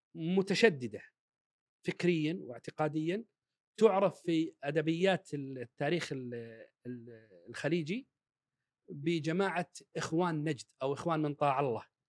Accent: Kuwait; اللي عندنا بالكويت

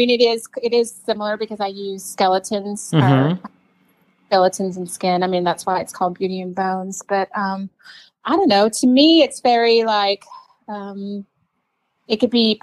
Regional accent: Greenville, Texas, United States; now in Dallas, United States; I went to high school in East Texas and then moved to Dallas

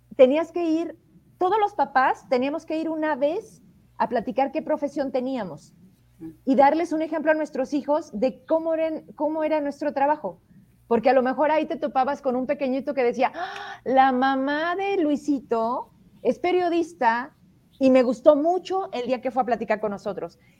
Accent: Fresnillo, Zacatecas, Mexico; yo soy de Fresnillo

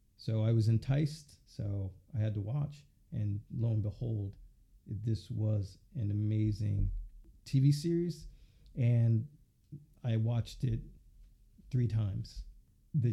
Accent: Philadelphia, Pennsylvania, United States; I'm from Philly, born and raised

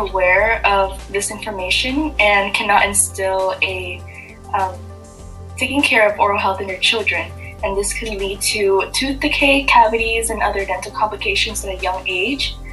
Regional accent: Vietnam; moved away; when I was growing up in Vietnam

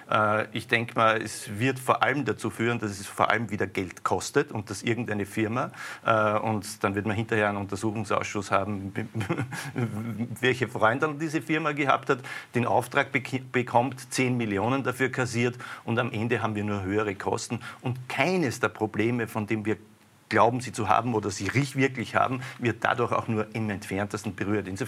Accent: Austria; sind wir Österreicher

